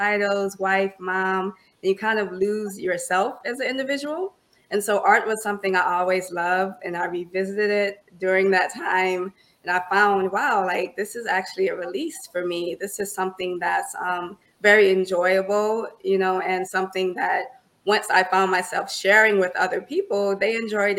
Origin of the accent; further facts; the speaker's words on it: Orangeburg, South Carolina, United States; moved away as an adult; now in Charlotte, United States; born and raised in Orangeburg, South Carolina